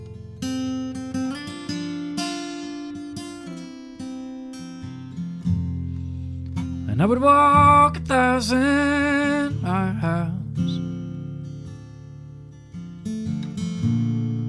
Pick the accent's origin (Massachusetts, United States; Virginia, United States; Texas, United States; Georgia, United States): Texas, United States; growing up in Texas